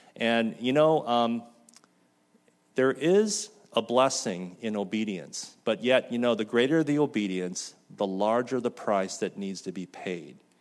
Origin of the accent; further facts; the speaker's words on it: Mission Viejo, California, United States; moved away as an adult; also born or lived in Lampang, Thailand; Mission Viejo, where I grew up